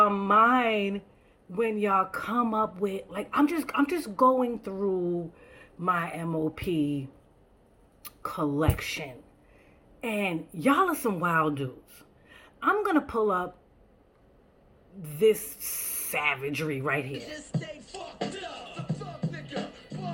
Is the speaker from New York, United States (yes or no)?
yes; New York City, New York, United States; I'm not even from Brownsville. I'm from Bushwick